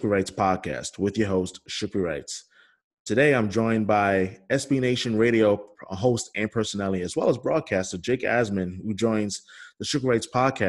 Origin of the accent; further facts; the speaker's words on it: New York City, New York, United States; also born or lived in Manhattan; I'm from New York City originally. I'm born and raised, and I'm like born in Manhattan, raised in Brooklyn.